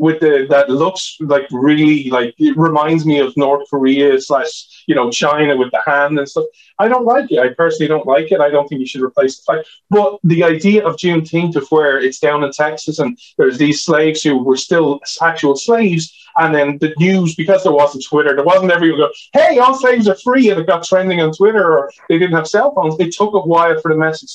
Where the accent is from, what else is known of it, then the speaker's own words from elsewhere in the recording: Ireland; I'm Irish